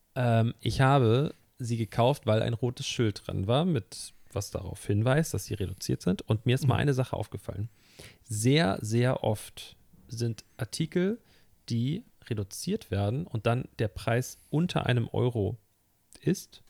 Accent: Hamburg, Germany; Ich bin gebürtiger Hamburger und ich lebe hier wirklich mein Leben lang

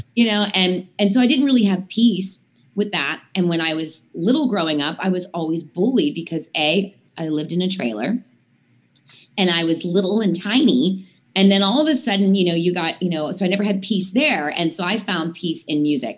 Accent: Latrobe, Pennsylvania, United States; the Latrobe Airport, which is my hometown

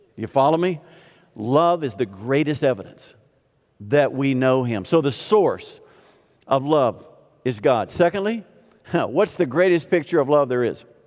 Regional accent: the South, United States; I grew up in the South

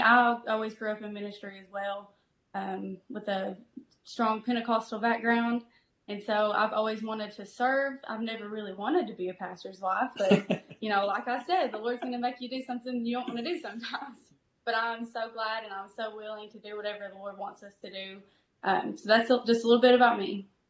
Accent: Prestonsburg, Kentucky, United States; also born or lived in Garrett, Kentucky / Richmond, Kentucky; I grew up in this area in Prestonsburg, Kentucky. I'm originally from Garrett, which is maybe 15 minutes from Prestonsburg

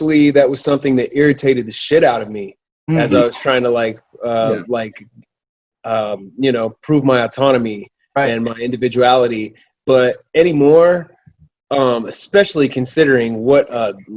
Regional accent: Arvada, Colorado, United States; moved away as an adult; also born or lived in Kansas City; I grew up in Arvada, Colorado, which is just north of Denver, like a suburb of Denver

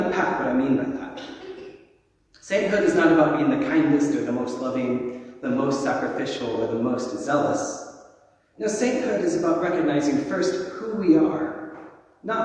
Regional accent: Texas, United States; I grew up in Southern Baptist in Texas

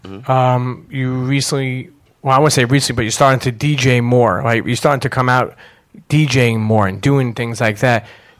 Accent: New York City, New York, United States; I remember growing up in Brooklyn

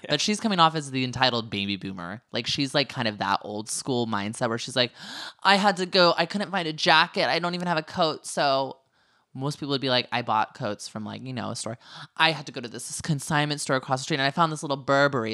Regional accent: Northern California, United States; I just told people I was from California

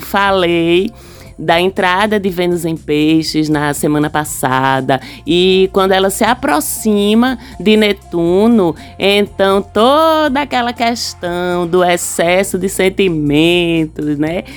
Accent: Recife, Pernambuco, Brazil; Sou pernambucana, recifense

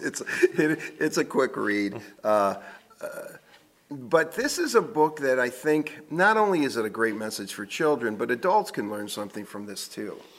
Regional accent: Michigan, United States; we're all from Michigan

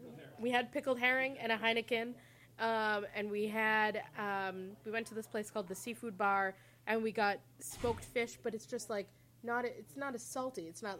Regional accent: Sherborn, Massachusetts, United States; In Sherbourne.

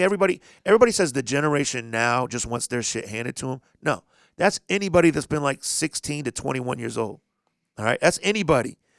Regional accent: Indianapolis, Indiana, United States; I'm from Indianapolis.

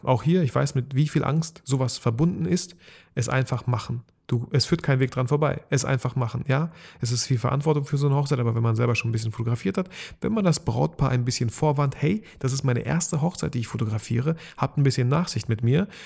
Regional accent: Bielefeld, North Rhine-Westphalia, Germany; ich komme auch aus Bielefeld

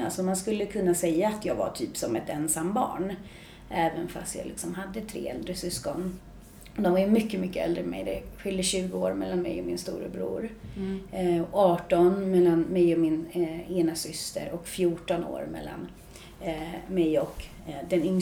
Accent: Märsta, Stockholm County, Sweden; jag kommer från Märsta, fem mil norr om Stockholm. Ehm, uppvuxen i en eh, bra familj på många sätt.

